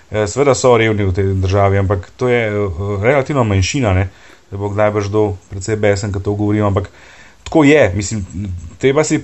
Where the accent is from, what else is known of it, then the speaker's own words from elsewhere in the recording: Slovenia; Veš, uh, Slovenci smo zelo hecni narod